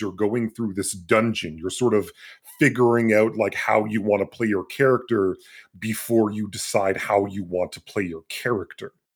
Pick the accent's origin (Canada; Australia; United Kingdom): Canada; born or raised there